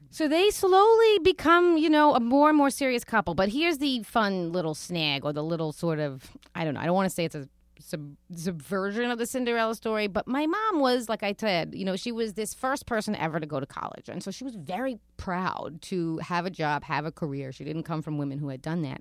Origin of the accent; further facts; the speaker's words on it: New York City, New York, United States; also born or lived in Rosedale, Queens / Broad Channel, Queens / Bridgehampton, Long Island; I grew up in Queens and didn't leave.